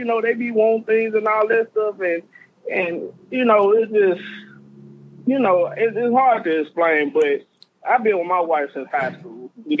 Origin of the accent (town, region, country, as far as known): Arkansas, United States